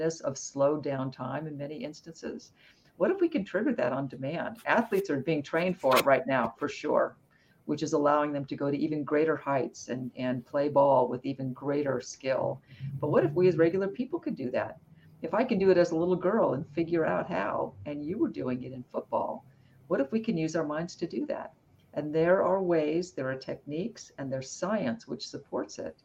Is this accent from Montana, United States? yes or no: no; Arizona, United States; I grew up in Arizona